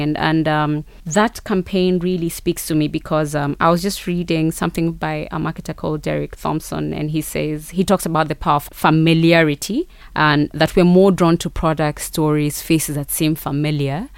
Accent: Rift Valley, Kenya; also born or lived in South Africa; I'm from the Rift Valley specifically, but even as a Kenyan

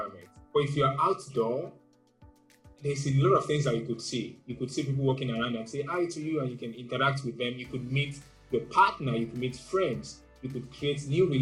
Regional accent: Nigeria; While growing up in Nigeria, I had a very bad experience in school

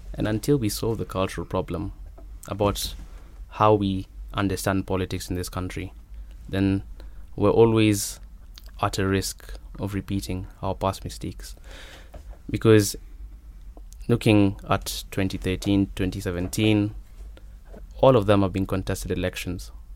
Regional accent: Nairobi, Kenya; I'm from Nairobi

